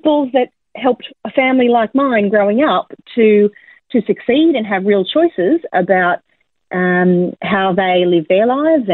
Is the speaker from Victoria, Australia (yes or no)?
no; Campbelltown, New South Wales, Australia; also born or lived in Liverpool, New South Wales; now in Brisbane, Australia; I was born in Liverpool in the southwestern suburbs of Sydney, and I grew up in Campbelltown